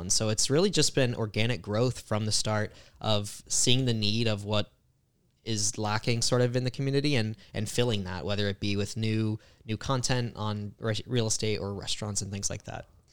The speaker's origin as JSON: {"language": "English", "area": "Tampa Bay area", "region": "Florida", "country": "United States", "tie": "born or raised there", "said": "grew up in the Tampa Bay area"}